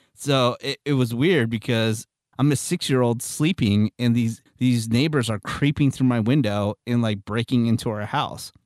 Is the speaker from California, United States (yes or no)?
yes; Redwood City, California, United States; I was born in Redwood City